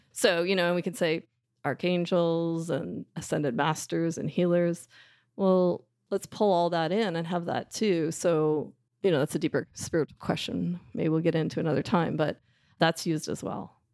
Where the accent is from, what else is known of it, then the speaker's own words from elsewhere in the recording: Canada; I'll say route 'cause I'm Canadian, not route